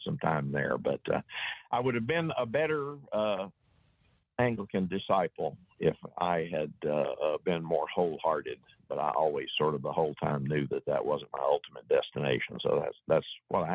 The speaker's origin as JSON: {"language": "English", "country": "United States", "accent": "hillbilly", "said": "my strange hillbilly accent"}